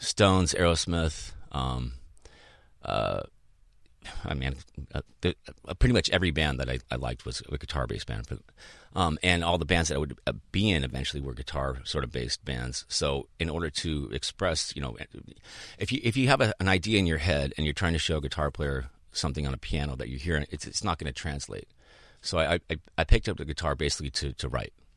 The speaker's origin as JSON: {"language": "English", "town": "Boulder", "region": "Colorado", "country": "United States", "tie": "born or raised there", "also_born_or_lived": "Chicago, Illinois", "moved": "as an adult", "lives_now": "Southern California, United States", "said": "my family moved to Boulder when I was eight"}